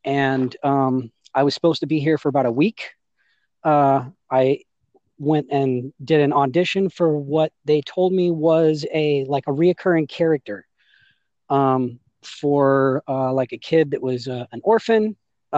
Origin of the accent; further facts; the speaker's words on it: Oklahoma City, Oklahoma, United States; moved away; also born or lived in Nashville; I was born in Oklahoma City